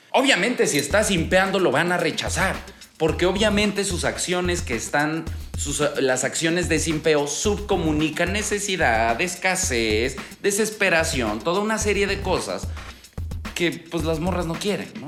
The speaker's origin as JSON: {"language": "Spanish", "region": "Aguascalientes", "country": "Mexico", "tie": "born or raised there", "said": "Yo me acuerdo cuando era niño en Aguascalientes"}